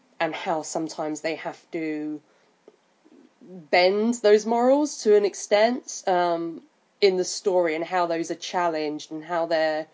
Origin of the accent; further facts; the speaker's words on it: London, United Kingdom; I'm from London